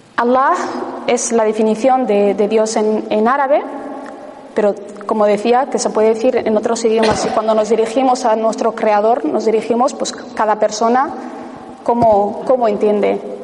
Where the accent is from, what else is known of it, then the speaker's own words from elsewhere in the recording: Ibar, Basque Country, Spain; mi pueblo, a Ibar